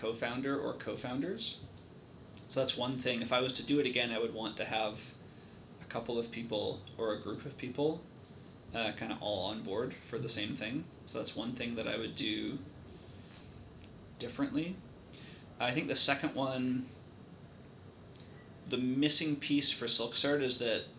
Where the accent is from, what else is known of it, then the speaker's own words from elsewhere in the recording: Vancouver, British Columbia, Canada; now in Victoria, Canada; I'm from Vancouver and I live here